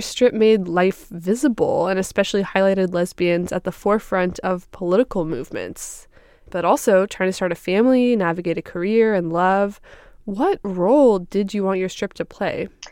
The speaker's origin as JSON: {"language": "English", "region": "Northern California", "country": "United States", "tie": "born or raised there", "moved": "yes", "lives_now": "Minneapolis, United States", "said": "I was a teenager growing up in Northern California"}